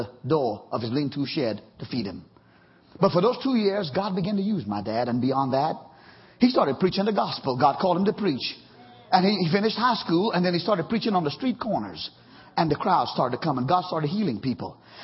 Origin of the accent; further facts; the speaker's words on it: Trinidad & Tobago; moved away; growing up in Trinidad